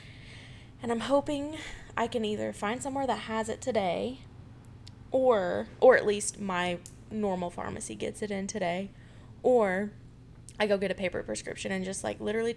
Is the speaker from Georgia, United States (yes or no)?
yes; Georgia, United States; moved away; I was not born here. I was born in Georgia